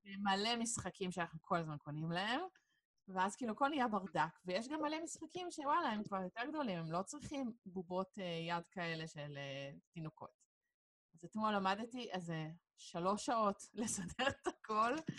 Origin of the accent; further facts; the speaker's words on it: Hod HaSharon, Central District, Israel; moved away as an adult; now in Petah Tikva, Israel; אני כאילו במקור מאוד השרון, וכפר סבא זה היה תמיד העיר שיצאנו לבלות בתור אה, בני נוער